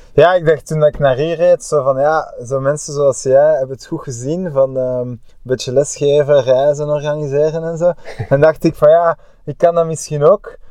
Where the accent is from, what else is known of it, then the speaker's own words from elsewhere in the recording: Bruges, Flanders, Belgium; als Bruggeling